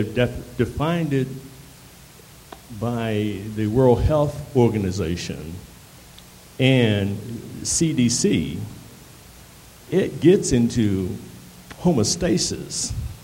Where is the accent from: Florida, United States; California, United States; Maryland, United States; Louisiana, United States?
Maryland, United States; Annapolis; now in Baltimore, United States; I come from Annapolis, like that brother come from D.C., and I settled here in Baltimore